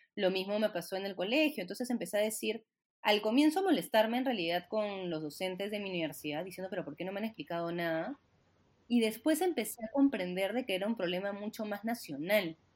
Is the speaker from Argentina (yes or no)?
no; Lima, Peru; yo soy súper limeña